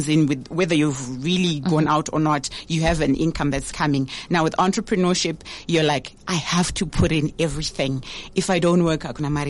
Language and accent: English; Harare, Zimbabwe; moved away as an adult; now in Mutare, Zimbabwe; born and raised in Harare